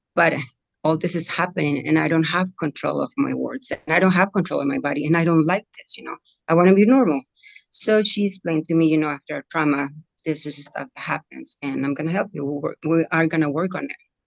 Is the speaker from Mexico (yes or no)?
yes; Mexico; moved away; I come from Mexico. I was born in Mexico.